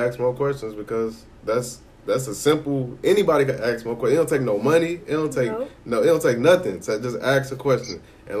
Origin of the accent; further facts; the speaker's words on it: Chicago, Illinois, United States; I grew up in Chicago, so I was born in 93.